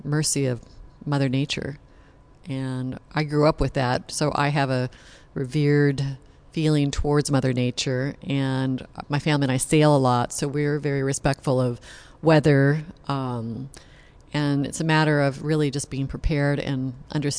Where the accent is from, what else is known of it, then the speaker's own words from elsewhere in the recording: Malibu, California, United States; also born or lived in Los Angeles, United States; now in Santa Barbara, United States; I grew up in Malibu and on Point Doom